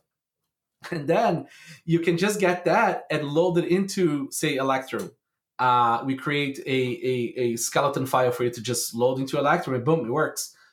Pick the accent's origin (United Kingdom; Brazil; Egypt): Brazil; I grew up in Brazil.